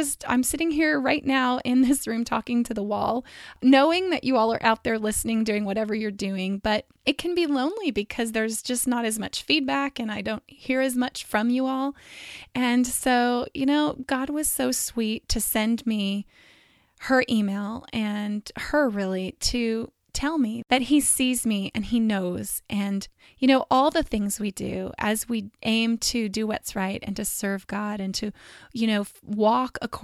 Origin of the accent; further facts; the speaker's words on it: California, United States; I'm from California